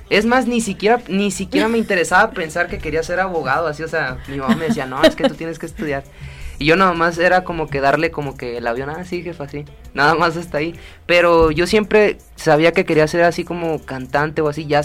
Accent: Ciudad Obregón, Sonora, Mexico; Yo soy de Ciudad Obregón, Sonora.

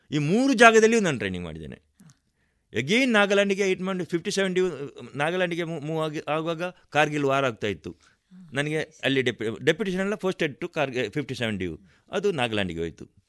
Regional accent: Kasaragod, Kerala, India; moved away as an adult; now in Puttur, India; ಗಡಿನಾಡ ಕನ್ನ ಕನ್ನಡಿಗ ಕಾಸರಗೋಡಿನವ

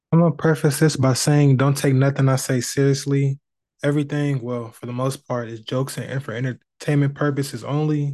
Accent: Indianapolis, Indiana, United States; I'm from the Midwest, Indianapolis in particular

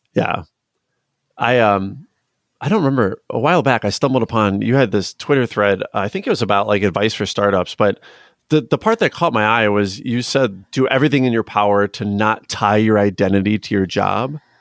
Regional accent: Chicago area, Illinois, United States; I'm from the Chicago area, I'm from Illinois.

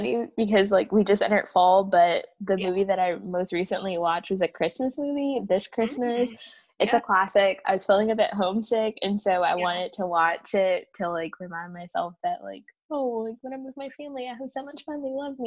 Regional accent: the South, United States; me as a Southerner

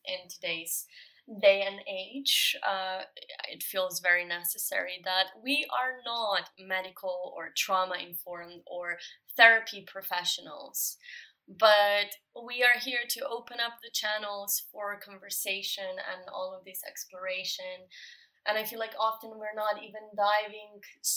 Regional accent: Slovenia; moved away; we are both originally from Slovenia

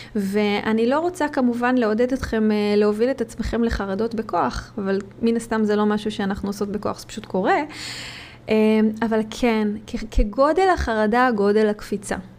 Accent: Israel; moved away; כישראלית, יהודייה שנמצאת במד-, במדינות כרגע אחרות

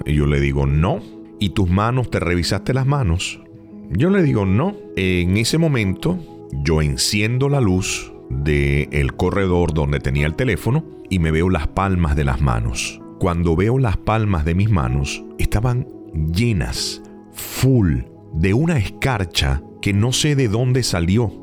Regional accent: Venezuela; moved away; also born or lived in Maracaibo, Venezuela; en mi país, en Venezuela, específicamente en la ciudad de Maracaibo

